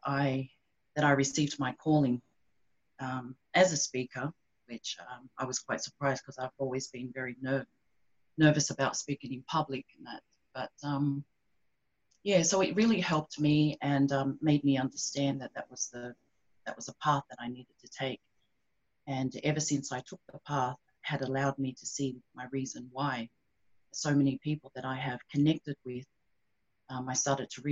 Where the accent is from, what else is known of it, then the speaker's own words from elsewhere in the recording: Sydney, New South Wales, Australia; also born or lived in Tonga; I live in Sydney, Australia. Been here since I was 6 months. So I was born in Tonga